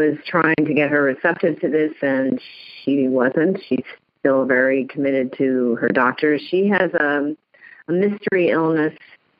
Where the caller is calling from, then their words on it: New Jersey, United States; New Jersey.